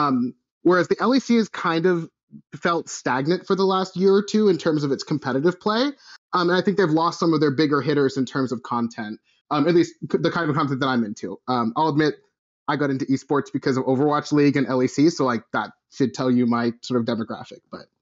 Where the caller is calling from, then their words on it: Duluth, Minnesota, United States; I'm calling from frigid Duluth, Minnesota.